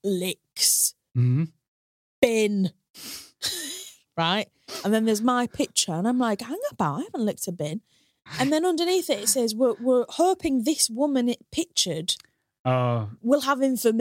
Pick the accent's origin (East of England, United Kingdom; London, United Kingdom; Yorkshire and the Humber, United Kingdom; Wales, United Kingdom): Yorkshire and the Humber, United Kingdom; Hull; obviously I grew up in Hull, but all the people that I went to school with that grew up in Hornsey, they like think they could game the system